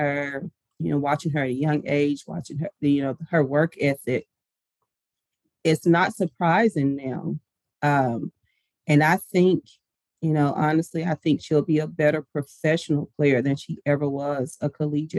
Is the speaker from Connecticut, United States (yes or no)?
no; Chattanooga, Tennessee, United States; moved away as an adult; I grew up in Chattanooga, Tennessee